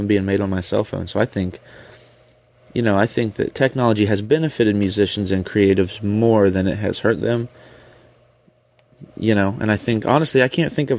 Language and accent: English; Parkersburg, West Virginia, United States; I'm from Parkersburg, West Virginia, which is like borders the Ohio River. I've lived here my whole life